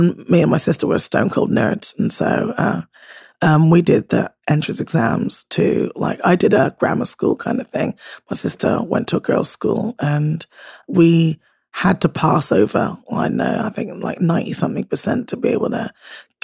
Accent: Bristol, South West England, United Kingdom; accent: Bristolian; moved away; So I went to like high school in Bristol, but I grew up, I suppose, kind of elementary school in a small town, still in the kind of postcode, but 12 miles outside of Bristol

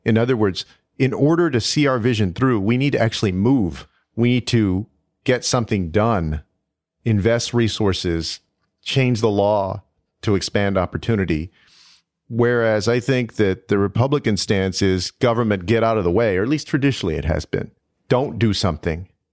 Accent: Texas, United States; Texas, my home state

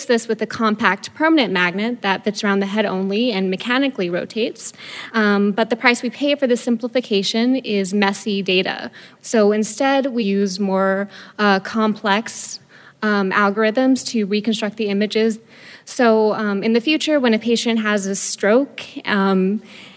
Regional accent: Boston, Massachusetts, United States; I'm from Boston

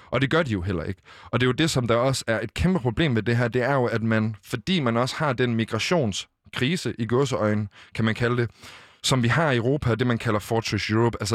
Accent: Western Sahara; Danish is a second language; igen, altså alle, os i Vestsahara, der er de også øh, i, de, i de besatte omdele, de bliver anset som marokkanere, men på deres ID, der står der faktisk, at de er fra Vestsahara.

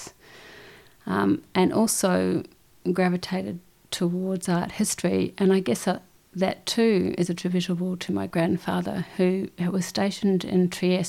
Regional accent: Christchurch, Canterbury, New Zealand; moved away as an adult; also born or lived in Dunedin, New Zealand / Indonesia; I was born in Dunedin, in obviously New Zealand. Moved to Christchurch when I was about 8 or 9. And grew up in Christchurch, left Christchurch when I was 19

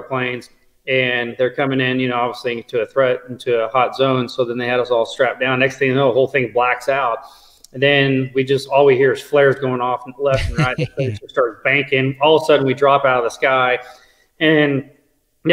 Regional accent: Kansas City, Missouri, United States; I grew up here in Kansas City, near Parkville, Missouri

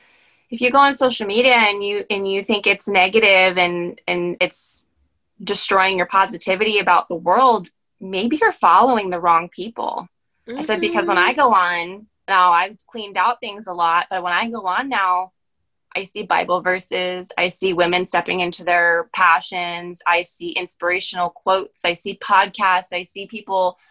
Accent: Maryland, United States; moved away as an adult; also born or lived in Pennsylvania; I'm actually from Maryland, so I was back home for me

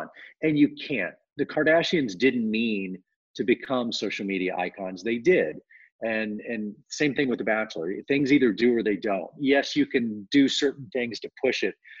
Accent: Dallas, Texas, United States; moved away as an adult; now in Los Angeles, United States; We didn't have any money growing up in Dallas

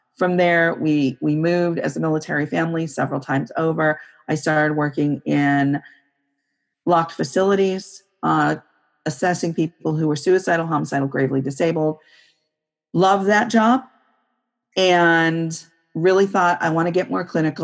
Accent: Santa Cruz, California, United States; moved away as an adult; also born or lived in Northern Virginia / DC area; now in Northern Virginia, United States; I grew up in California, in Santa Cruz, California, which is near the Monterey Bay

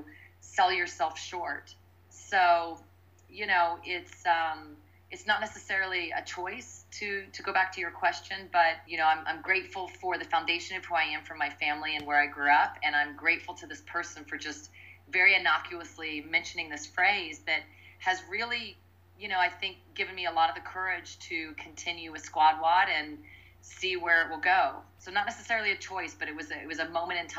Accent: Midwest, United States; growing up in the Midwest, the middle of the country

